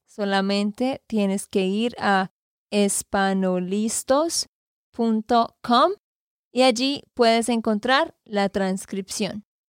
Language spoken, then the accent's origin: Spanish; Santander, Colombia; now in Nashville, United States; de Santander, Colombia